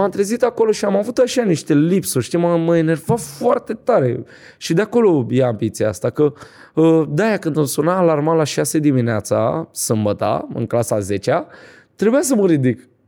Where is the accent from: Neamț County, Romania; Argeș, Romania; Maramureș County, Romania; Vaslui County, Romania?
Vaslui County, Romania; Vaslui; Nu, sunt din Vaslui eu.